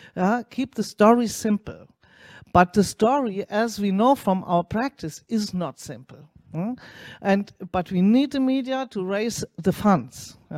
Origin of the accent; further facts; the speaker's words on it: Germany; I'm coming from Germany